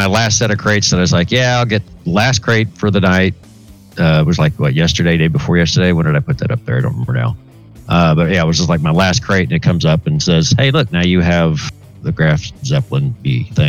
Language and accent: English; Tulsa, Oklahoma, United States; moved away; We went to my hometown back up in Tulsa.